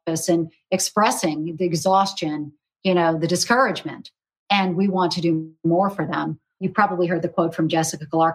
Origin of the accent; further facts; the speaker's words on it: South Carolina, United States; when I was growing up in South Carolina